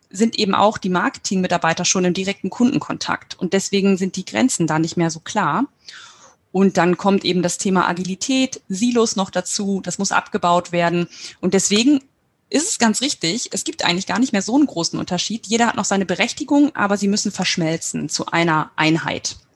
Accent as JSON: {"language": "German", "town": "Nordhorn", "region": "Lower Saxony", "country": "Germany", "said": "komme aus Nordhorn."}